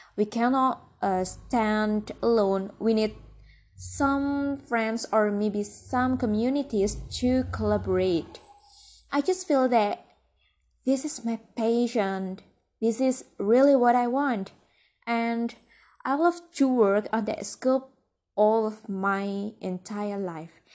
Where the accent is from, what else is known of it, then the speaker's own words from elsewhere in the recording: Central Java, Indonesia; I was born in a rural village. It's very peaceful, you know. You have to visit it when you come to central Java.